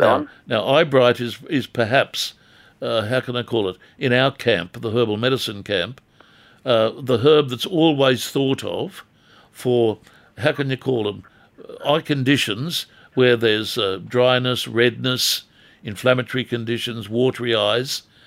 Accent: Newcastle area, New South Wales, Australia; When I was growing up as a kid in this town

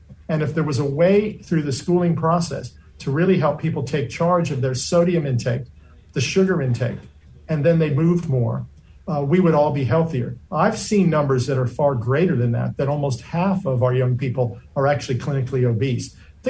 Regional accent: New York City, New York, United States; now in Australia; I was born in Brooklyn, New York

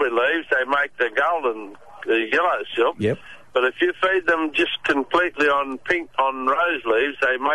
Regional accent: Grafton, New South Wales, Australia; now in Rosebrook, Australia; I come from Grafton originally

